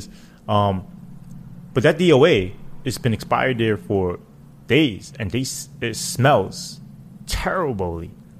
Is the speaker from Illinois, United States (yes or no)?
no; New York City, New York, United States; also born or lived in Queens, New York; born and raised in Brooklyn, Flatbush